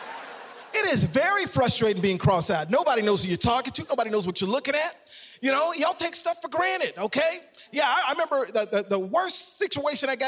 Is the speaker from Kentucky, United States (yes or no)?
no; Savannah, Georgia, United States; I'm from Savannah, Georgia